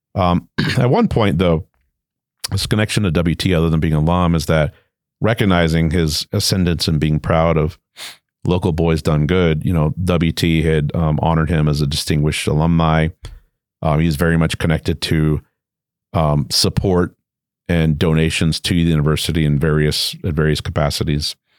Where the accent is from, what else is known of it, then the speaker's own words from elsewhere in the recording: Hawaii, United States; moved away as an adult; also born or lived in Richmond, Virginia; I'm originally from Hawaii, although I wasn't born there.